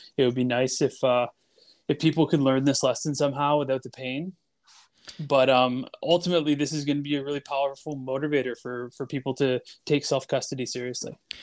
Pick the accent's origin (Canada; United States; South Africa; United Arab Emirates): Canada; I'm just a Canadian Bitcoiner.